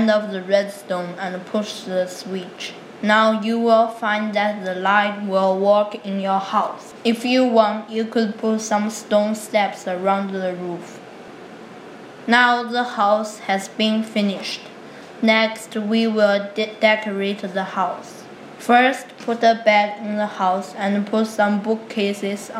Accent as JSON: {"language": "English", "town": "Nanjing", "region": "Jiangsu", "country": "China", "second_language": "English", "moved": "yes", "said": "I'm from Nanjing, China"}